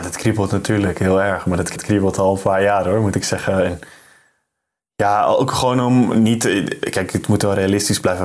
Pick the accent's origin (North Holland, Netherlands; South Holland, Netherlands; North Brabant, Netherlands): North Holland, Netherlands; Amsterdam; moved away as an adult; also born or lived in Dormagen; ik uit Amsterdam kom